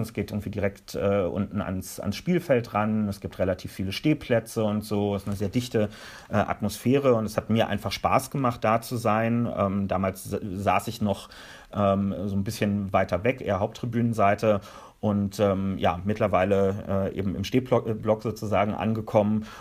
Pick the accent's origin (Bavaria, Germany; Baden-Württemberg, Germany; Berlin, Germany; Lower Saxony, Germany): Berlin, Germany